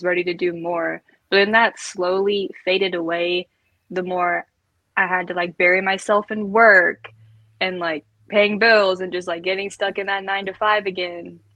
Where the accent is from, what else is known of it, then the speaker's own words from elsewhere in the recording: Kentucky, United States; I'm from Kentucky and it is small and it is just grass and horses.